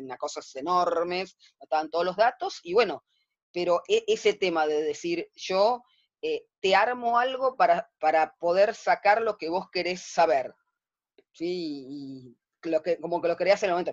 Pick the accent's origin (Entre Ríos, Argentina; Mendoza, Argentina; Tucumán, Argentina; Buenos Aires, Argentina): Buenos Aires, Argentina; yo nací el 31, de, el 31 de diciembre del 65, de 1965, ¿sí? Acá en, la ciudad de Buenos Aires, a pocas cuadras de donde estoy viviendo yo ahora